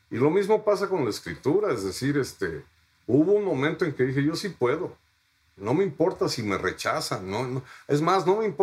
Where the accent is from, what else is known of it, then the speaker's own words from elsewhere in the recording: Fairfax, Virginia, United States; Yo de niño en un bosque en Fairfax, Virginia, viví con mi madre que tenía amnesia